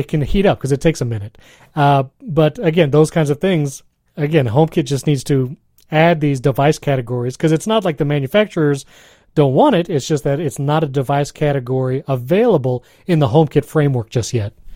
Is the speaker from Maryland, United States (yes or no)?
no; New York, United States; I grew up in New York, here in the States